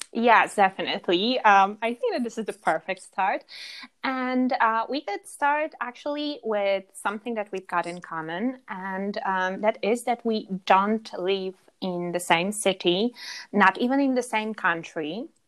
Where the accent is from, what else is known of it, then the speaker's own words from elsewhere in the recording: Warsaw, Masovian Voivodeship, Poland; now in Granada, Spain; I'm from Poland. Originally, I'm from, uh, I'm, I'm Warsaw girl.